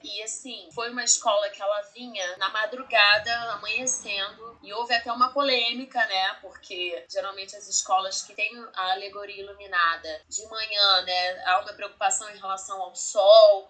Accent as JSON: {"language": "Portuguese", "region": "Rio de Janeiro", "country": "Brazil", "tie": "born or raised there", "said": "nascida e criada no Rio de Janeiro"}